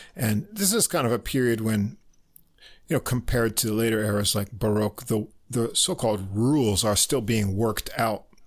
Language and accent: English; New York, United States; We're both from New York.